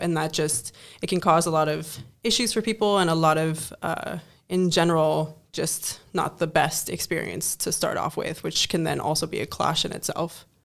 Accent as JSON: {"language": "English", "country": "Germany", "moved": "as an adult", "lives_now": "Netherlands", "said": "I come from Germany and, you know, coming to the Netherlands"}